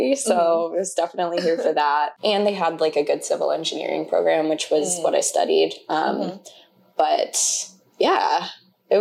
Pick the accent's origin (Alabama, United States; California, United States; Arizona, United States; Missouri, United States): Arizona, United States; Tucson; moved away; also born or lived in Colorado / Utah; I grew up in Tucson